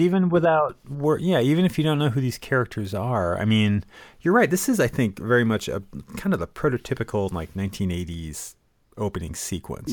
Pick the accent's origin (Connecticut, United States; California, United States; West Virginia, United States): Connecticut, United States; I grew up in Connecticut.